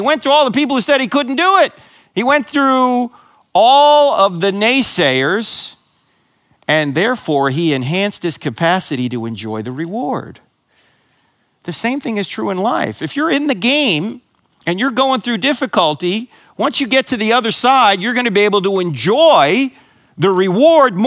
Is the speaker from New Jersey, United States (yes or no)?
yes; New Jersey, United States; I grew up in New Jersey, so I grew up a New York Giant fan